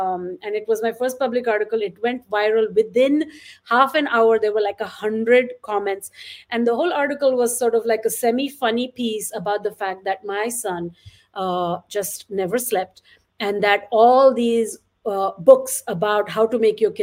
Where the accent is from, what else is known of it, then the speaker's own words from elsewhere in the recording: Mumbai, Maharashtra, India; I grew up in Bombay in an apartment